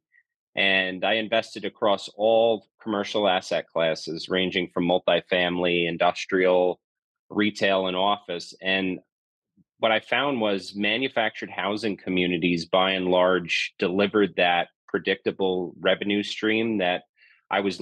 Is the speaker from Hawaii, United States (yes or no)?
no; New York, United States; moved away as an adult; now in Southern California, United States; I'm from New York, is where I'm born and raised, but moved out to SoCal back in 2002